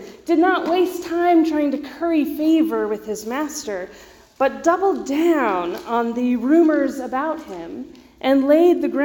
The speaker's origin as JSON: {"language": "English", "region": "Georgia", "country": "United States", "tie": "born or raised there", "also_born_or_lived": "Waco, Texas", "moved": "as an adult", "lives_now": "Texas, United States", "said": "My parents still live in the same house I grew up in Georgia"}